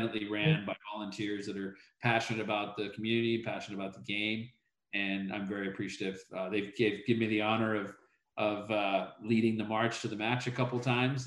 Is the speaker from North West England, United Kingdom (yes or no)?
yes; Chester, North West England, United Kingdom; also born or lived in Liverpool, England; now in Houston, United States; I grew up in England. I was born a mile from Anfield, but I lived 20 minutes away in a town called Chester